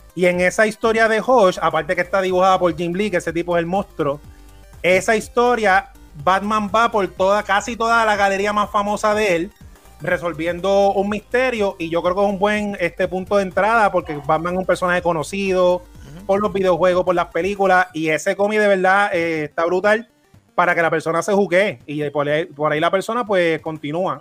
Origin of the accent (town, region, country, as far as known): Puerto Rico